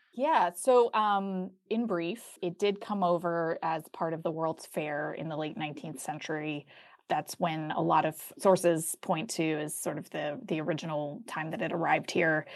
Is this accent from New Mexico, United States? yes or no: no; Atlanta, Georgia, United States; where I grew up in Atlanta